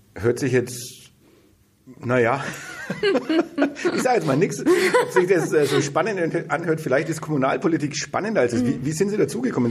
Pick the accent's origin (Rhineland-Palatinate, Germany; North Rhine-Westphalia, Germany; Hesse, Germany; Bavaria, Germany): Bavaria, Germany; Bad Windsheim; ich komme ja auch vom Land, also ich komme aus Bad Windsheim